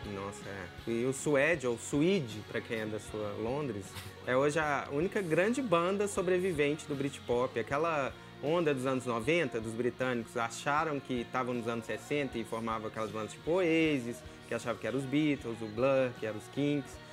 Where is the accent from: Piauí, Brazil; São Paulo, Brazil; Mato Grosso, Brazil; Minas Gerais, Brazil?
Minas Gerais, Brazil; A gente que é da terra do …, vamos conversar aqui, a gente é mineiro raiz